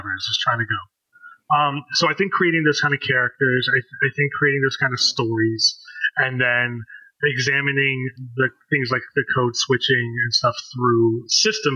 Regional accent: D.C. metro area, Maryland, United States; I'm an Indian American, how have I had to speak white at times in my life and speak black at times in my life growing up in the D.C. metro area

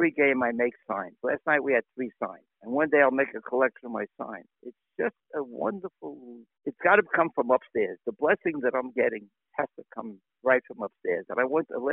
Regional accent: New York City, New York, United States; moved away; also born or lived in Miami Beach, Florida; born and bred in Brooklyn

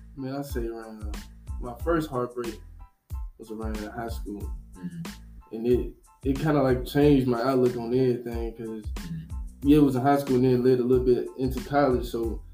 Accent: Nashville, Tennessee, United States; I'm an artist from East Nashville, Tennessee

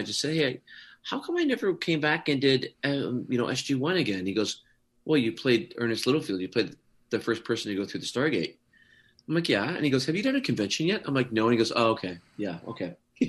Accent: Canada; also born or lived in Scotland; I was. I came over when I was quite young.

